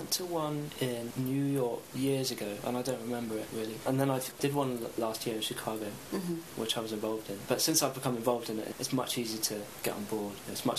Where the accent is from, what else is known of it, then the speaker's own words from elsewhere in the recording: United Kingdom; If the series had gone on, I'd probably be American. I'd be more American than I am British, which is weird to think.